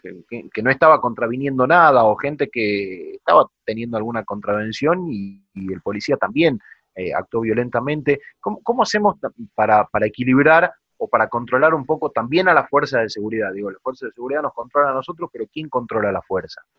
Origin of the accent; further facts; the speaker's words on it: Salta, Argentina; en Salta, de donde soy yo